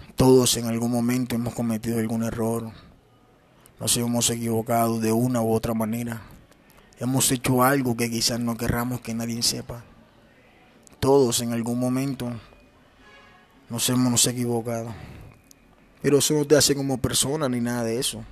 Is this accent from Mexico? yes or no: no; Ciénaga, Magdalena, Colombia; moved away; Yo soy costeño, soy de Ciénaga Magdalena, soy de un pueblito llamado Ciénaga Magdalena